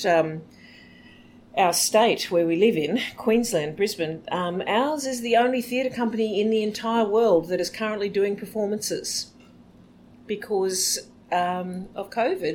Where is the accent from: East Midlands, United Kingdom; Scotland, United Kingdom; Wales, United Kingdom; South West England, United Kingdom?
Wales, United Kingdom; I'm Welsh